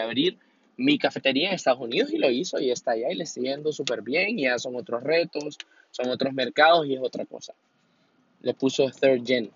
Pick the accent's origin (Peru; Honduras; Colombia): Honduras; yo específicamente soy de Honduras